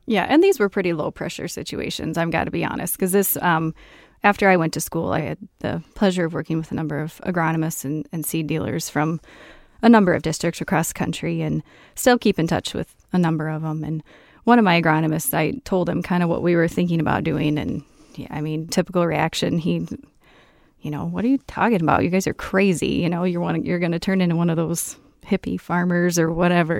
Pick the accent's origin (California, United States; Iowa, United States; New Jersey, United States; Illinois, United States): Iowa, United States; central; moved away as an adult; now in southwest Minnesota, United States; originally from central Iowa, grew up on a farm and went to school at Iowa State